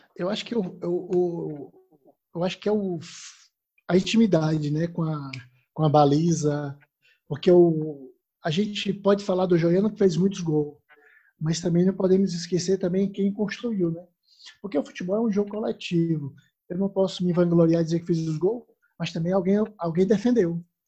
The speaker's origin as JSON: {"language": "Portuguese", "town": "Fortaleza", "region": "Ceará", "country": "Brazil", "tie": "born or raised there", "moved": "as an adult", "lives_now": "Portugal"}